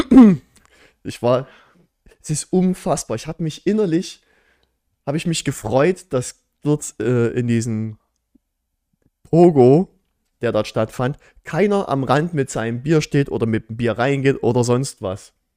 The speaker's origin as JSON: {"language": "German", "town": "Hohenstein-Ernstthal", "region": "Saxony", "country": "Germany", "said": "bei uns in Hohenstein-Ernst"}